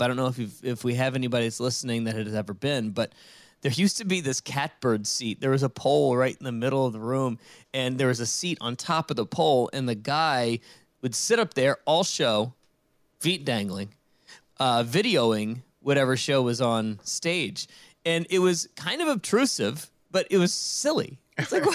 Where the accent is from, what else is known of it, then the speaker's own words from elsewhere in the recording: Richmond, Virginia, United States; I grew up in Richmond, Virginia